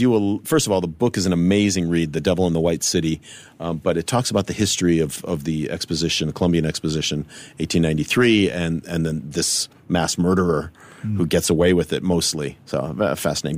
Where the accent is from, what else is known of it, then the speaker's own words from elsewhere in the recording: United States; growing up in America